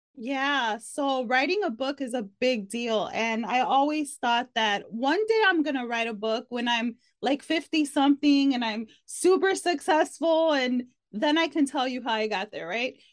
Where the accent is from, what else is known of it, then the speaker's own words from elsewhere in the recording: Chicago, Illinois, United States; moved away as an adult; now in Texas, United States; I'm originally from Chicago, but I've been here for almost two years